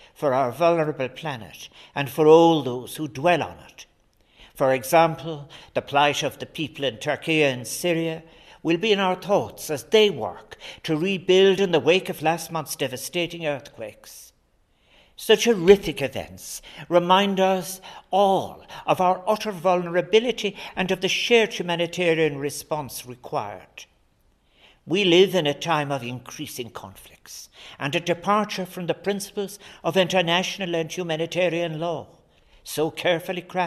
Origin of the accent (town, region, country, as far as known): Ireland